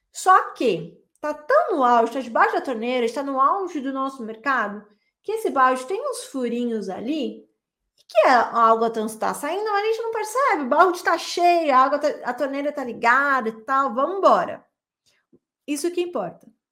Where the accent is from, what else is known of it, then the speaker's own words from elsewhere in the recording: São Paulo, Brazil; moved away as an adult; now in Belo Horizonte, Brazil; eu sou de São Paulo e eu vim morar em, em Belo Horizonte pela primeira vez em 2010